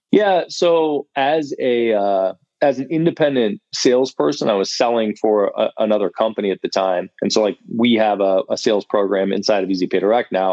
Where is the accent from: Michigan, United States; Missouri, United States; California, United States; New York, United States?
Michigan, United States; Ann Arbor; moved away as an adult; also born or lived in Indiana; now in Austin, United States; I'm from Michigan, from Ann Arbor, okay. Michigan originally, moved to Austin about six years ago